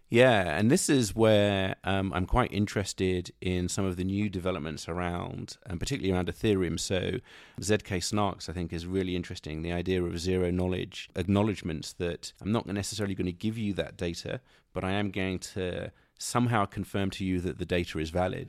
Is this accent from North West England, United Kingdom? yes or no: no; London, United Kingdom; moved away as an adult; also born or lived in Silicon Valley, United States; now in United States; when I was a young man growing up in London